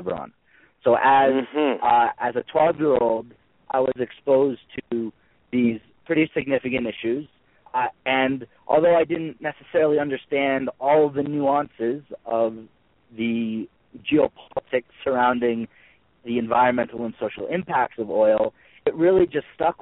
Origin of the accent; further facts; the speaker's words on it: Amherst, Massachusetts, United States; I'm from Amherst, Massachusetts, a small town in western Massachusetts that's known for its liberal learning environment and progressive nature. And through growing up and being educated in the school system in Amherst